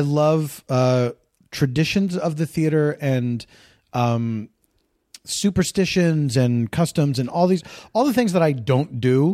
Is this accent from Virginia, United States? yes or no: no; Philadelphia, Pennsylvania, United States; I grew up in the East Coast